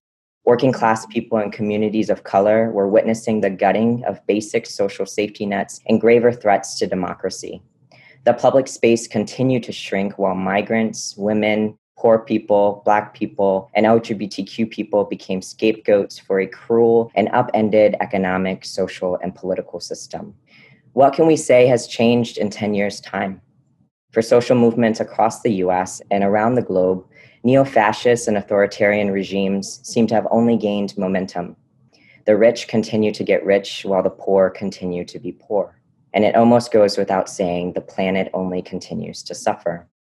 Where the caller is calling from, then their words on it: Durham, North Carolina, United States; I am saying hello from Durham, North Carolina in the U.S. South, also known as the Okanichi Band of the Saponi Nation.